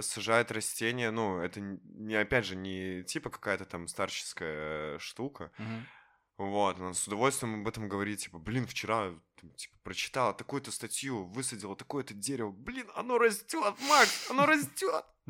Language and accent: Russian; Minsk, Belarus; я в целом минчанин